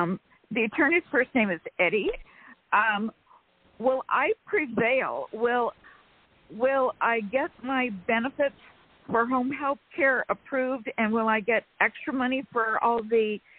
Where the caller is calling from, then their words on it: California, United States; from California.